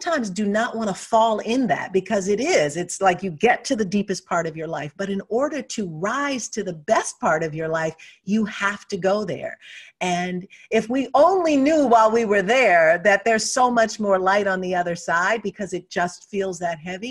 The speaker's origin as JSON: {"language": "English", "town": "Detroit", "region": "Michigan", "country": "United States", "tie": "born or raised there", "said": "I was born and raised in Detroit"}